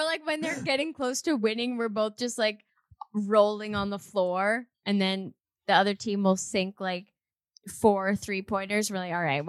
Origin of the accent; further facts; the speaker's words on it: Toronto, Ontario, Canada; now in Windsor, Canada; We're from Toronto essentially. Like, that's where we met, and that's like where the band was formed and whatnot.